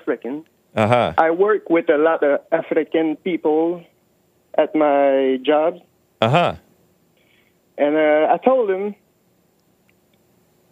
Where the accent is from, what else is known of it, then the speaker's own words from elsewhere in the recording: Canada; I'm from Canada